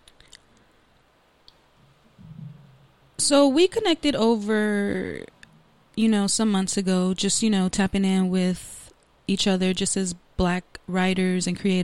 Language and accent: English; Los Angeles, California, United States; a black woman from the inner city of Los Angeles